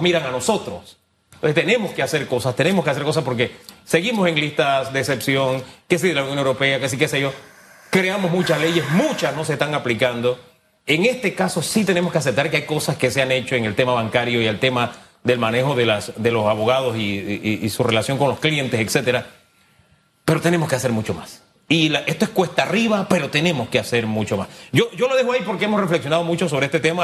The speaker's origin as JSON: {"language": "Spanish", "country": "Panama", "said": "como panameño"}